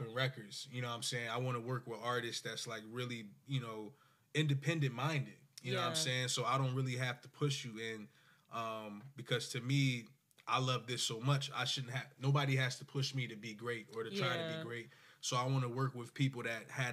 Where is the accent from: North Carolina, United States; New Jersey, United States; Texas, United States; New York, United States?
New Jersey, United States; Willingboro; I'm from Willenboro